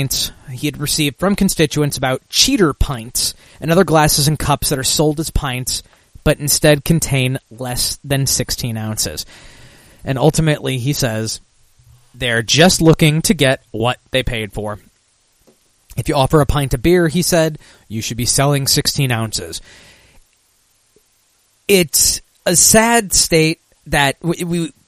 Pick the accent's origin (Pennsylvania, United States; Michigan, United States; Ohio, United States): Michigan, United States; my home state in Michigan